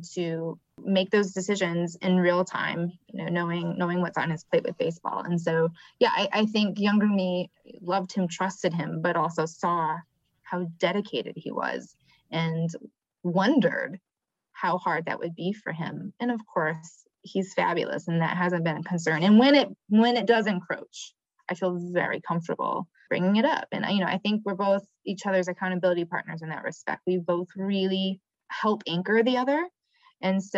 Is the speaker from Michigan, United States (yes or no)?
yes; Michigan, United States; now in Atlanta, United States; I'm from Michigan